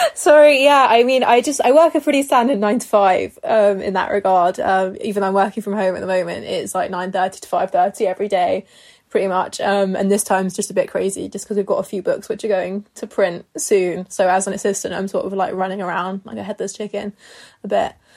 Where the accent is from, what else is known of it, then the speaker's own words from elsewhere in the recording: near Harrow, London, United Kingdom; Harrow, which is like near where I grew up